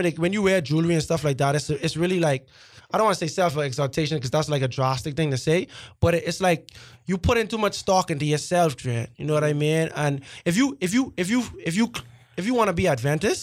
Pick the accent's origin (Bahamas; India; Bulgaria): Bahamas; I'm a Bahamian. I'm from the Bahamas